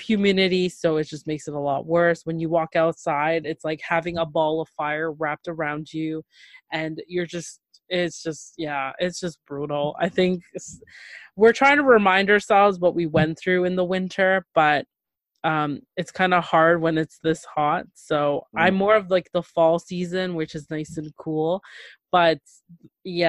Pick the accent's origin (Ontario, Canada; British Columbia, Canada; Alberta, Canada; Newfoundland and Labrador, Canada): Ontario, Canada; Toronto; I'm from Toronto, Canada.